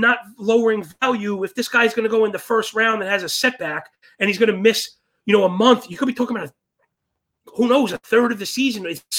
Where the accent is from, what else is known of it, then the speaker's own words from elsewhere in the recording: New York City, New York, United States; I was born and raised in Sheepshead Bay, Brooklyn, near all the boats